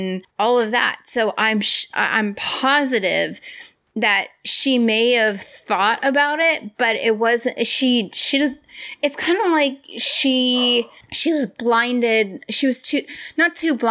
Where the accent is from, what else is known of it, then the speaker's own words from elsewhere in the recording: United States; I am American